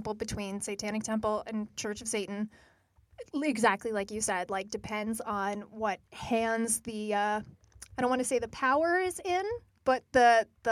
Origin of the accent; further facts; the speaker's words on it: United States; I'm very unique as an American child